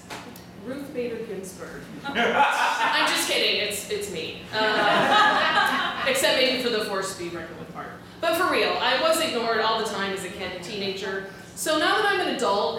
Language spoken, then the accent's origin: English; Dallas, Texas, United States; I'm from Dallas